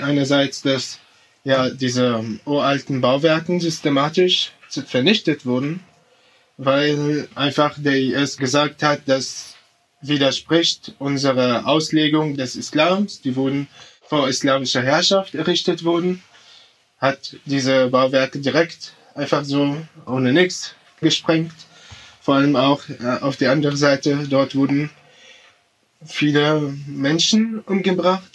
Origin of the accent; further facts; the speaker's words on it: Damascus, Damascus Governorate, Syria; now in Germany; ich komme aus Syrien. Ich, ich komme aus Damaskus. Ich bin in Damaskus aufgewachsen.